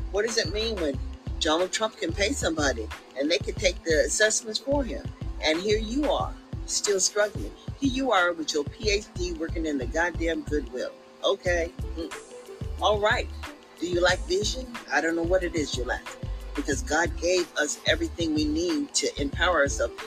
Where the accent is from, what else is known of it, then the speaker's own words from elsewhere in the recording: Sacramento, California, United States; we came from Meadowview